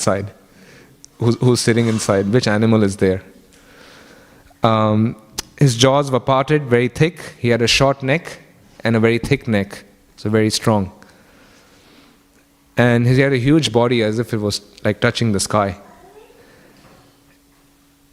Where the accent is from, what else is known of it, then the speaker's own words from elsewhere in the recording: Kenya; now in Australia; I grew up in Kenya